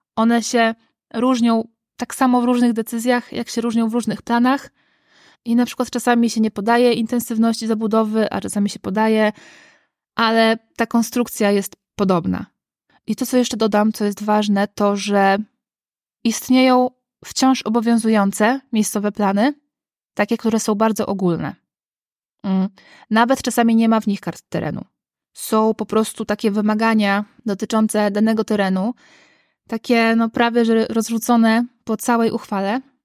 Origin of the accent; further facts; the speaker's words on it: Gdańsk, Pomeranian Voivodeship, Poland; ja jestem z Gdańska